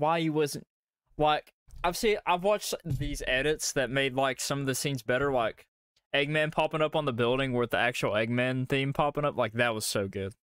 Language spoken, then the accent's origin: English; Kentucky, United States; accent: Southern; We're from uh, old uh, you know, bluegrass